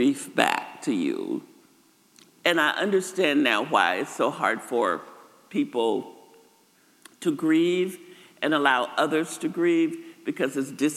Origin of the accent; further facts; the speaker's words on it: Arkansas, United States; moved away; I grew up in Arkansas, just across the river in Moro, Mariana, Far City, that area.